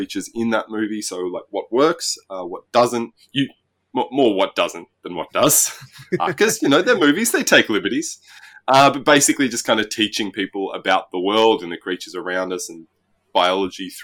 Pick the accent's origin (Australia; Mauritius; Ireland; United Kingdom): Australia; moved away as an adult; now in Norway; I'm not American. I am Australian. Yeah. I've been living overseas in Europe for about 10 years now. The last five of them have been in Norway